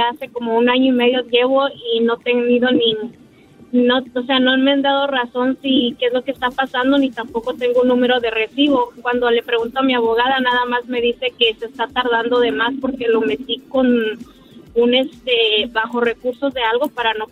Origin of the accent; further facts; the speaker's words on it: Nicaragua; moved away; Yo soy nicaragüense, te decía, y entré hace dos años a este país y pedí asilo